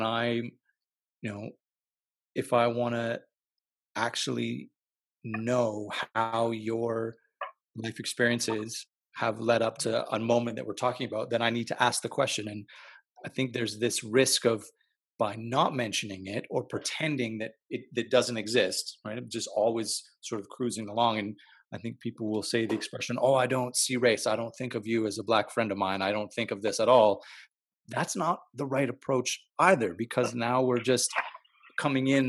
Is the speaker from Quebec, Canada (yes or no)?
yes; Montreal, Quebec, Canada; now in Calgary, Canada; I'm from Montreal because that's where I was born